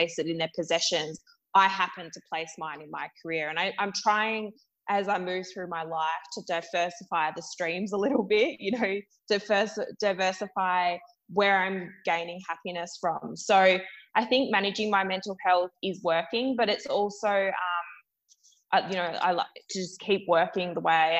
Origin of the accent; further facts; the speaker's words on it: Perth, Western Australia, Australia; moved away as an adult; now in Melbourne, Australia; I'm currently in the process of moving back to Perth for family reasons, back to my home state after 6 years in Melbourne